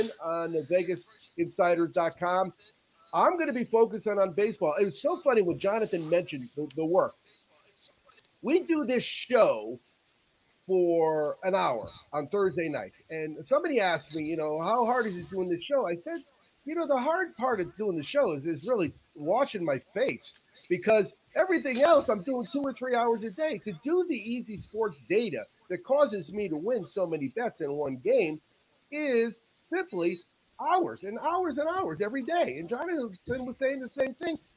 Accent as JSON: {"language": "English", "region": "Northeast", "country": "United States", "said": "I'm from the Northeast"}